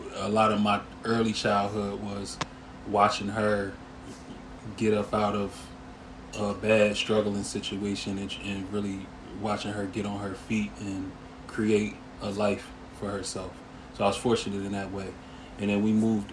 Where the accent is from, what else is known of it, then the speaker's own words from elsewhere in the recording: Harrisburg, Pennsylvania, United States; also born or lived in Lancaster, Pennsylvania / Pittsburgh, Pennsylvania; I'm from Harrisburg, PA, uptown. Um, spent my early sort of formative years of childhood uptown Harrisburg